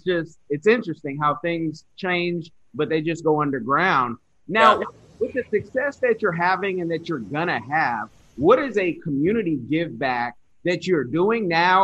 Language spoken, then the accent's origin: English; California, United States; also born or lived in Springfield; I'm originally from California, I've moved all over